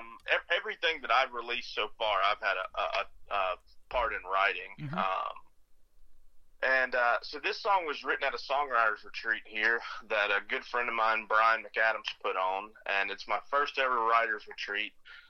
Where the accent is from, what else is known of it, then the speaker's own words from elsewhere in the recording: Cotton Valley, Louisiana, United States; also born or lived in Minden / Mississippi / Florida; So, yeah, I grew up, you know, I'm from Minden, Louisiana. Mm-hmm. That's where I was born. Cotton Valley, Louisiana is really where I spent a lot of my childhood, but we moved around a lot as I grew up, through Mississippi, Florida, and Louisiana